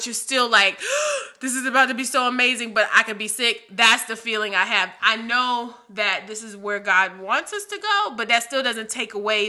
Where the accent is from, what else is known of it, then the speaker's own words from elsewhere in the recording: Virginia, United States; now in Charlotte, United States; I'm from Virginia. I moved to Charlotte.